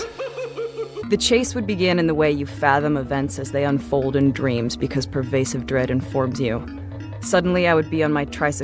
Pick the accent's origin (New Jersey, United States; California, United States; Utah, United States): California, United States; Northern; the house where I grew up in Northern California